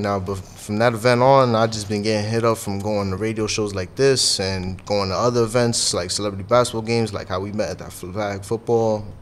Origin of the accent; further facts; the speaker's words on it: New York City, New York, United States; I'm from the Bronx